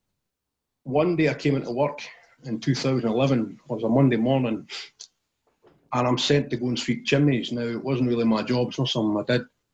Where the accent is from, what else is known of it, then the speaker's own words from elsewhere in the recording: Tillicoultry, Scotland, United Kingdom; also born or lived in Alloa; I grew up in a place called Tillicoutry in central Scotland. It's maybe about 10 miles from the city of Stirling.